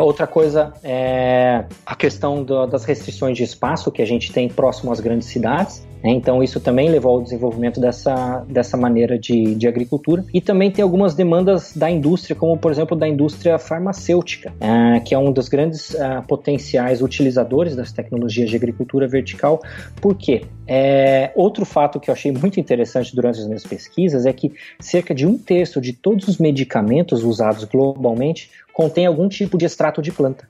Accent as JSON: {"language": "Portuguese", "town": "Castro", "region": "Paraná", "country": "Brazil", "tie": "born or raised there", "said": "eu sou natural do Paraná, eh, sou de Castro, Paraná mais precisamente de Castrolanda, na colônia holandesa"}